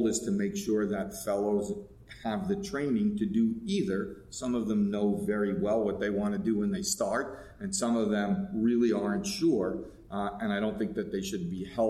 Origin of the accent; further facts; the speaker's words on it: New York, United States; moved away as an adult; now in Los Angeles, United States; I am a New Yorker through and through, and to have moved after being in one place for almost 25 years